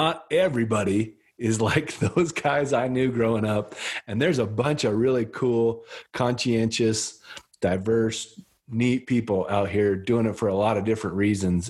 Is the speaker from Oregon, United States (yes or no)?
no; Wyoming, United States; I grew up in Wyoming